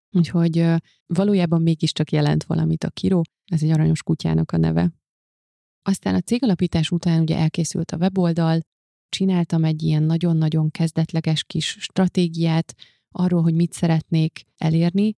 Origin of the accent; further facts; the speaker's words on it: Hungary; moved away as an adult; also born or lived in Budapest; ugye ez Szent Miklóson volt, ahonnan én származom, és ahol a szüleimmel éltem egészen az egyetemi.